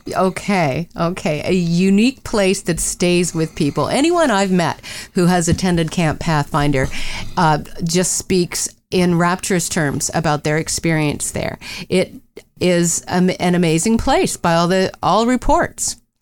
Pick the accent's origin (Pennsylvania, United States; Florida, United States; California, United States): Pennsylvania, United States; I grew up in Pennsylvania